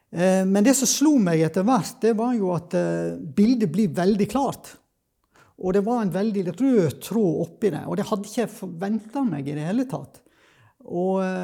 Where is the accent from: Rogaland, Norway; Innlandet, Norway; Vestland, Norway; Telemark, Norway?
Vestland, Norway; Sogn; now in Kristiansand, Norway; jeg kommer egentlig fra Vestlandet, da, fra Sogn